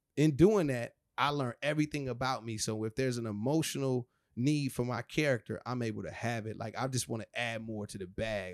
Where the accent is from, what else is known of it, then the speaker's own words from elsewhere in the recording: Rialto, California, United States; That's my hometown, Rialto. That's where it all kinda started.